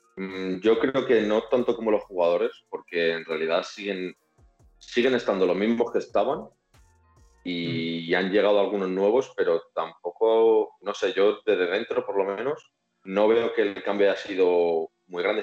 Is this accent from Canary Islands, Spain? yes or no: no; Madrid, Community of Madrid, Spain; also born or lived in Rivas / Reus; me vengo aquí desde Madrid, yo soy de Madrid